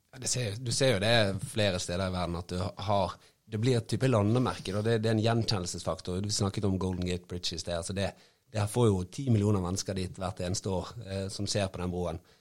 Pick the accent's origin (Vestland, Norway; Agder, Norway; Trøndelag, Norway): Vestland, Norway; Bergen; som bergenser